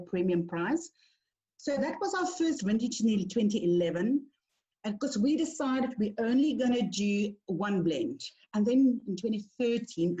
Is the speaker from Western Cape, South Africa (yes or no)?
yes; Oudtshoorn, Western Cape, South Africa; I grew up in the Klein Karoo. I grew up in Oudtshoorn.